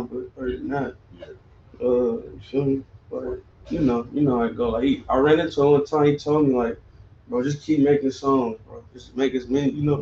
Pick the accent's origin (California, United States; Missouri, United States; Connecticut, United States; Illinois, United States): California, United States; Los Angeles; born or raised there; also born or lived in Alabama